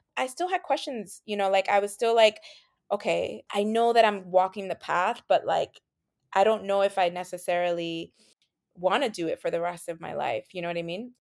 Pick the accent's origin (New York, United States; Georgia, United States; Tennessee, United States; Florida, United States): New York, United States; New York City; being Latina growing up in New York City